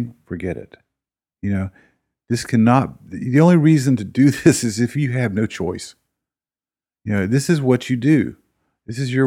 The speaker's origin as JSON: {"language": "English", "town": "Durham", "region": "North Carolina", "country": "United States", "tie": "born or raised there", "moved": "yes", "said": "I'm kind of a city boy from Durham"}